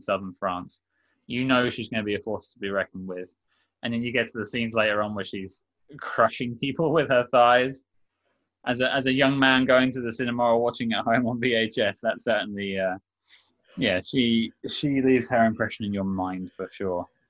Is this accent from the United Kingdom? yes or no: yes; London, United Kingdom; accent: Londoner; I'm from London, I have a, a, somewhat Londoner accent